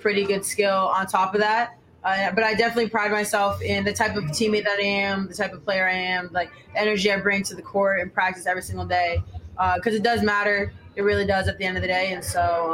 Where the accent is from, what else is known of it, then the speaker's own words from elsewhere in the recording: Lebanon, New Hampshire, United States; moved away; I was born and raised in Lebanon, New Hampshire.